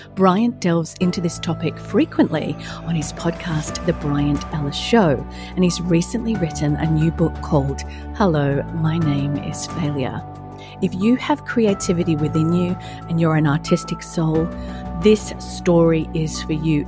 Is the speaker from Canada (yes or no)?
no; Australia; also born or lived in London, United Kingdom / California, United States; now in Atlanta, United States; I'm an Aussie in Atlanta, Georgia, U S